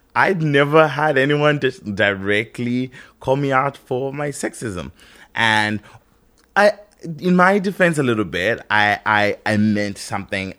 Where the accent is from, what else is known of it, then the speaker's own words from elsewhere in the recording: Zimbabwe; I grew up in Zimbabwe, where we were colonized